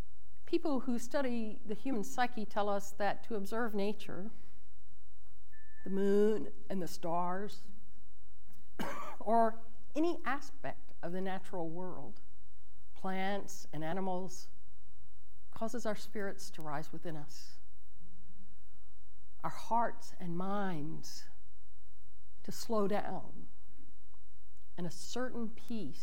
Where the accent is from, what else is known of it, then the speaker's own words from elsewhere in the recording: El Campo, Texas, United States; When I was growing up in El Campo, Texas